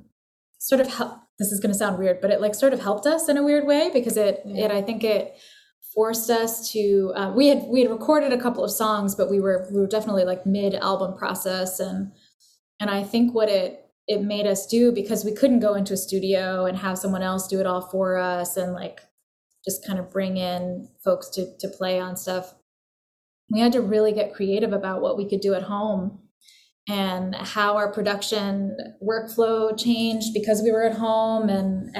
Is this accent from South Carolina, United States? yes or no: no; Gloucester, Massachusetts, United States; moved away as an adult; now in New York, United States; I came from Massachusetts, from like a fishing village called Gloucester